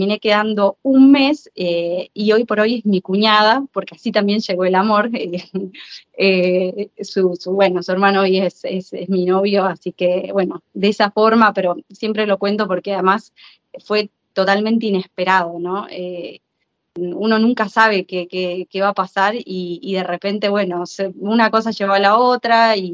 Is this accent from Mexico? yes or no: no; Argentina; moved away as an adult; now in Modena, Italy; soy periodista argentina. Eh, trabajé en la Argentina varios, bueno, 10 años en, medios eh, y actualmente estoy viviendo en Italia